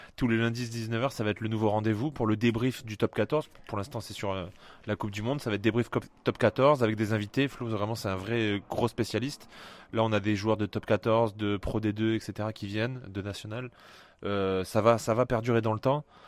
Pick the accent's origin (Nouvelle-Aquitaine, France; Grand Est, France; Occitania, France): Occitania, France; Colomiers; Toulousaine, j'ai grandi à Colomiers.